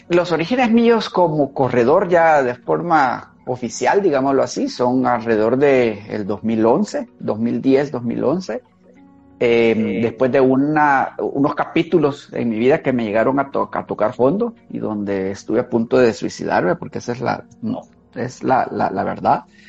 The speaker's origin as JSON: {"language": "Spanish", "region": "Santa Ana", "country": "El Salvador", "tie": "born or raised there", "moved": "yes", "lives_now": "San Salvador, El Salvador", "said": "Santa Ana, mi tierra natal"}